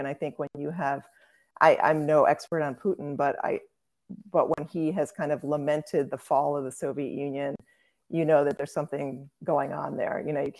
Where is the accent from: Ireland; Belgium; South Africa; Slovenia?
Belgium; Brussels, Brussels-Capital Region; born there; Yes, I was born in Brussels. My parents lived there for a few years.